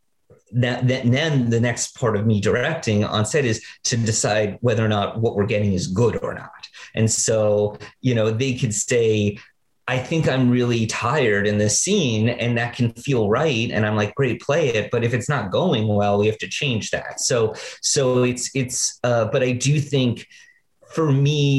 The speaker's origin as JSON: {"language": "English", "town": "New York City", "region": "New York", "country": "United States", "tie": "born or raised there", "said": "Growing up in Greenwich Village in the 80s"}